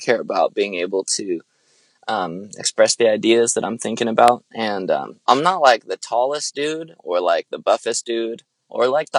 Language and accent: English; Lancaster, California, United States; moved away as an adult; now in Santa Barbara, United States; I'm originally from Lancaster, California. It's like an hour north